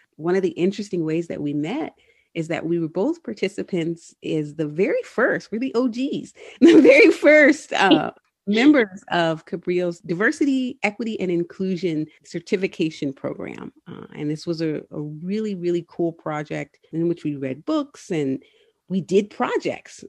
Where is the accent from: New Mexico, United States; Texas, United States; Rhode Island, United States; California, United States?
California, United States; Southern; moved away; I'm originally from Southern California